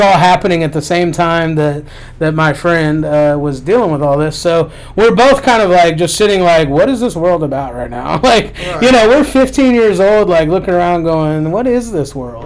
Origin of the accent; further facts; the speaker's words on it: Lexington, Kentucky, United States; also born or lived in North Carolina; I was born in Lexington. I've lived here most of my life